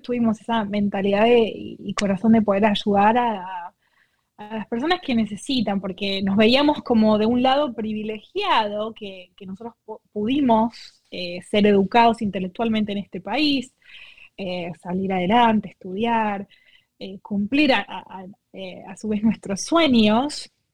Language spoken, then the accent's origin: Spanish; Argentina; moved away; yo soy de Argentina